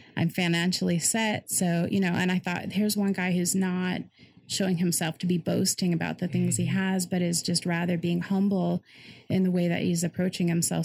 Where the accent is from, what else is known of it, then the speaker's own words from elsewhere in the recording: Cleveland suburbs, Ohio, United States; also born or lived in Colorado; And then we moved up to Ohio, um, Cleveland suburbs area.